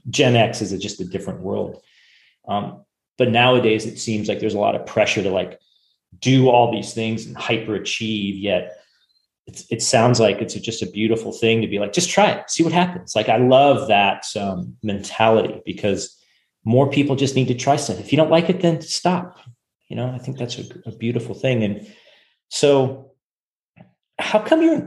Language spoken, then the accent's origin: English; Silicon Valley, California, United States; I grew up in Silicon Valley